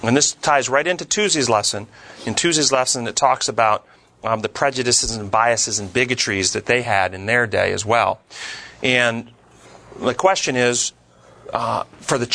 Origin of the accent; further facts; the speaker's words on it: United States; when I was raised here in America